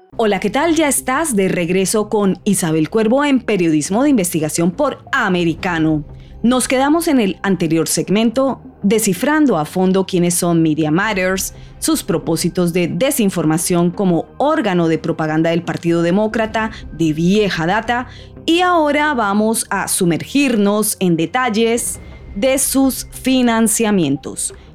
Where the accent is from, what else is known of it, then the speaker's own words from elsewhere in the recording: Colombia; moved away; mi país natal, Colombia